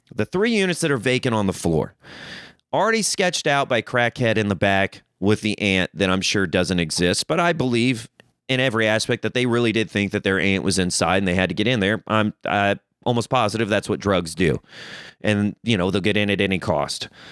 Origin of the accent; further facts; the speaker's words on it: Missouri, United States; moved away as an adult; now in Los Angeles, United States; I'm a country boy. I'm from Missouri.